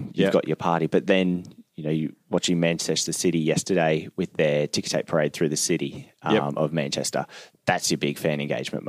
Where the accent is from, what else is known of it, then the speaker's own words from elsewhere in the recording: Queensland, Australia; So I'm from North Queensland.